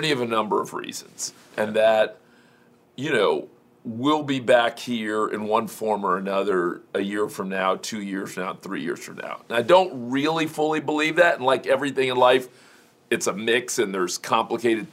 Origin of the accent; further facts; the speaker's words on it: Miami, Florida, United States; I grew up in Miami